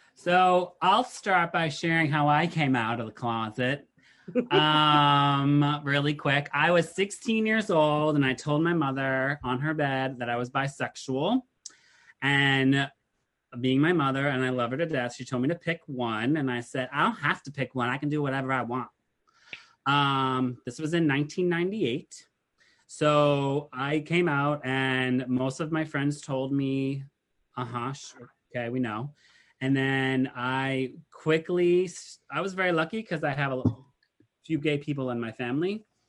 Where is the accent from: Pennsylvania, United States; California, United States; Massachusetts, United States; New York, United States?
Massachusetts, United States; I'm from Massachusetts